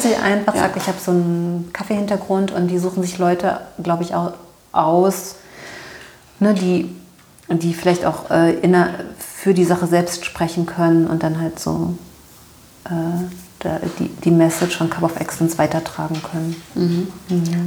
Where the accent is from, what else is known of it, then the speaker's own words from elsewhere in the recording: Berlin, Germany; Ich bin in Berlin aufgewachsen